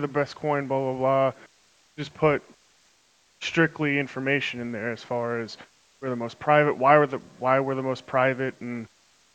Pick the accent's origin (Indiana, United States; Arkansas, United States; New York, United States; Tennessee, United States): New York, United States; Long Island; I'm from Long Island